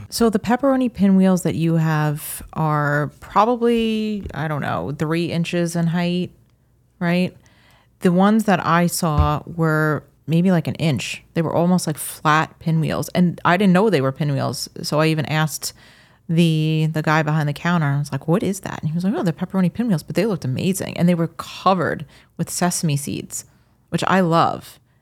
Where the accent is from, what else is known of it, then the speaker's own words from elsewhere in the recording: Long Island, New York, United States; moved away as an adult; also born or lived in Minnesota; we're Long Islanders